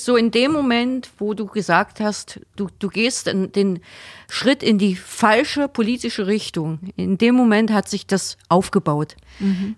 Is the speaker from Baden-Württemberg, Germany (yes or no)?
no; Magdeburg, Saxony-Anhalt, Germany; moved away as an adult; now in Heidenheim, Germany; bei uns in Magdeburg